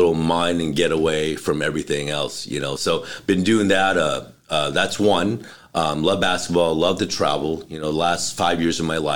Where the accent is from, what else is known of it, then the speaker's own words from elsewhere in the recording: Los Angeles, California, United States; I grew up in North Hollywood